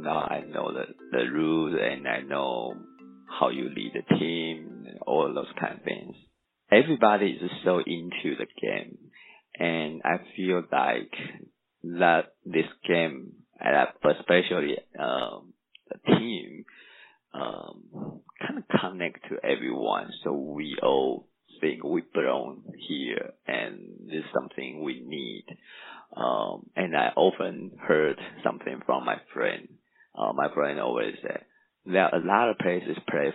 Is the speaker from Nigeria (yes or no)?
no; Taiwan; English is a second language; moved away as an adult; also born or lived in Japan / Mississippi, United States; now in Tuscaloosa, United States; I'm from Taiwan originally, but I'm half Taiwanese and half Japanese. So I pretty much live in Taiwan, Japan for like 10 years.